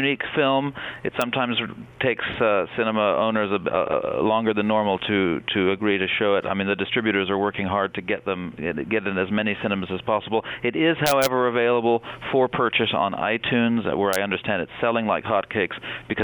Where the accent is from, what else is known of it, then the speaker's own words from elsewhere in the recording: United States; now in London, United Kingdom; As an American citizen residing in London, where I've lived for 15 years